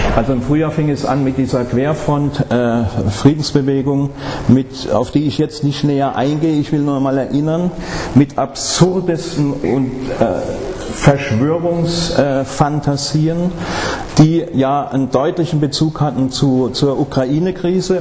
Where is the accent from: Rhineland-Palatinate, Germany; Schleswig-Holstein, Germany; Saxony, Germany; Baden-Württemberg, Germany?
Baden-Württemberg, Germany; Stuttgart; Ich komme aus Stuttgart